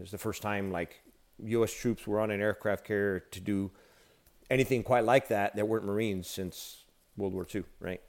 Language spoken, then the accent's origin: English; United States; our nation and, and who we are as a people, as an American people